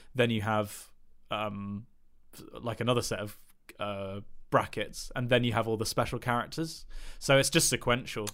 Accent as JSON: {"language": "English", "region": "England", "country": "United Kingdom", "said": "I'm English"}